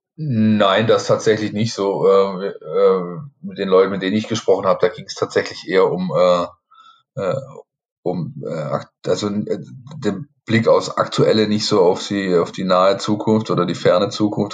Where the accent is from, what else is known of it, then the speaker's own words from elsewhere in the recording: a town near Ludwigsburg and Stuttgart, Baden-Württemberg, Germany; ich bin im Ort aufgewachsen, ähm, da waren sehr viele ähm, GIs äh, mit ihren Familien äh, wohnhaft, weil eben in der Nähe von den US Installations in Ludwigsburg und in Stuttgart liegend.